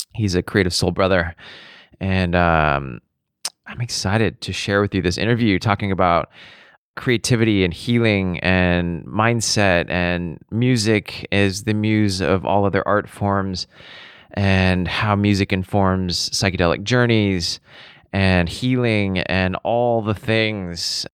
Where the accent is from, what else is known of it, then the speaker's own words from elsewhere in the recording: Seattle, Washington, United States; moved away; I grew up in Seattle